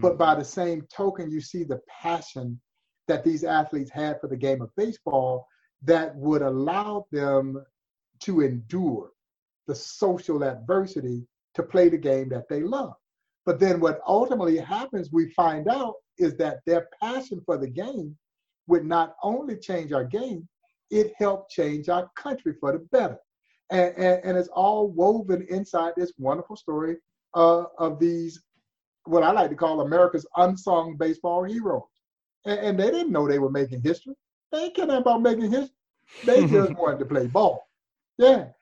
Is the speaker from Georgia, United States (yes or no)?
yes; Crawfordville, Georgia, United States; moved away as an adult; also born or lived in Kansas City area, Missouri; now in Kansas City, United States; I've lived in this part of the country longer than I did my my roots growing up in Georgia because I left Georgia when I was 18 years old and never went back home